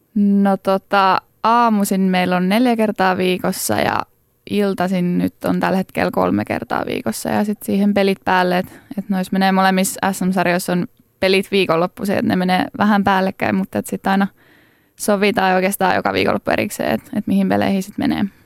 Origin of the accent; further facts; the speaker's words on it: Laitila, Southwest Finland, Finland; mä oon Laitilasta kotoisin